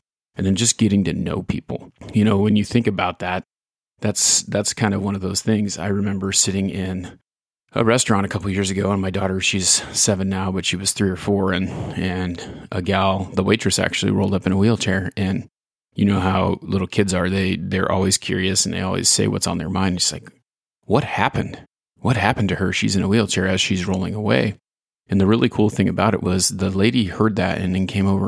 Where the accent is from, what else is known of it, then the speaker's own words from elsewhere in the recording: Ontario, Oregon, United States; Small town kid growing up in Ontario, Oregon here